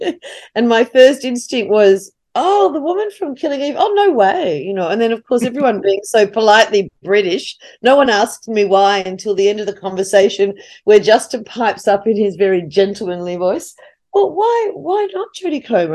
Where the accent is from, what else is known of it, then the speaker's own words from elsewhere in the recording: Australia; as an Australian